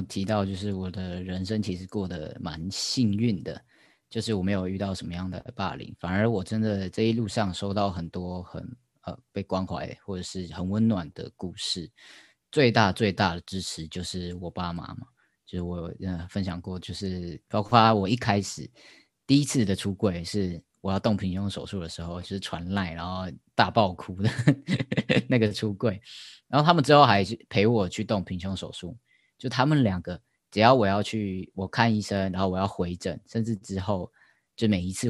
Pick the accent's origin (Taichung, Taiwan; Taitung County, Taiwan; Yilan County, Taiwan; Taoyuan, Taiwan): Taoyuan, Taiwan; moved away as an adult; now in Taipei, Taiwan; 我老家在桃园。